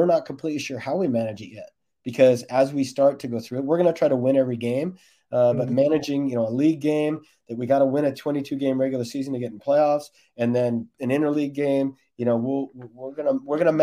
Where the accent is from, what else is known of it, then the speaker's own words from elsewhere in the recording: United States; I'm also American